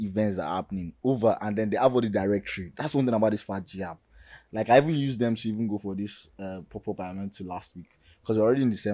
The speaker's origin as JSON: {"language": "English", "country": "Nigeria"}